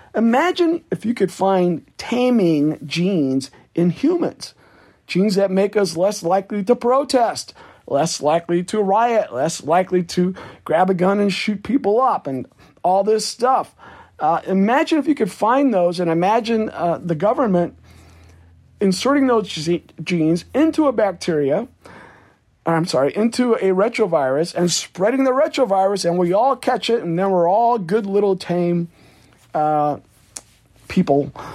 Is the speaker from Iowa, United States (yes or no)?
yes; Iowa, United States; my home state of Iowa